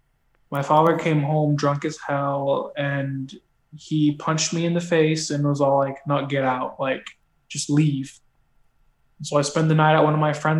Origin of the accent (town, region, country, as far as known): Menifee, California, United States; moved away as an adult; now in Los Angeles, United States